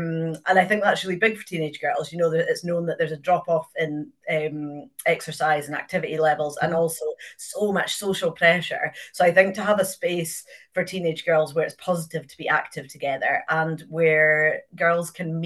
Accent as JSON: {"language": "English", "town": "Inverness", "region": "Scotland", "country": "United Kingdom", "tie": "born or raised there", "said": "I grew up in Inverness. My parents moved here before I was born"}